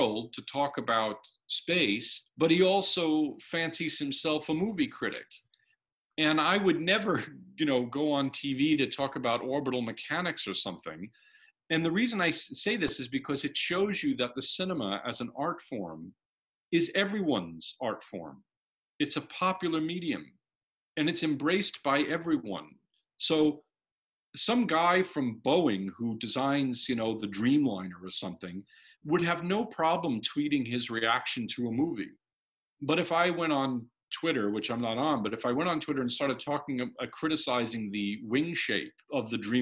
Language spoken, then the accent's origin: English; New York, United States; as a teenager growing up in New York